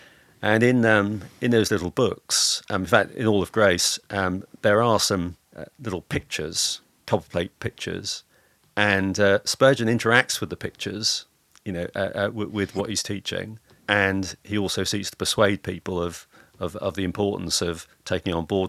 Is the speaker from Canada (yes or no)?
no; Lowestoft, East of England, United Kingdom; the first person who shaped me was an elder in the church that I grew up in Lowestoft, a guy called Stanley Griffin.